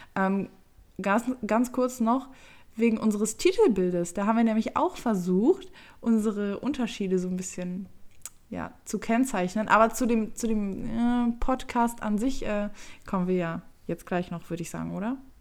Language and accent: German; Düsseldorf, North Rhine-Westphalia, Germany; Ich bin 23 Jahre alt und bin aus Düsseldorf.